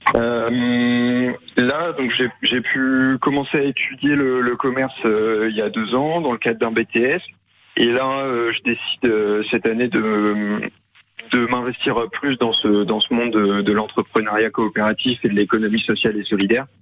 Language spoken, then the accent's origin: French; Pontivy, Brittany, France; je suis de Pontivy